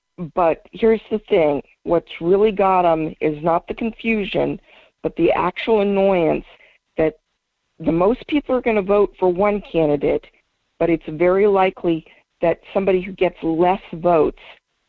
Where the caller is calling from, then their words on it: Fairbanks, Alaska, United States; This is … from Fairbanks.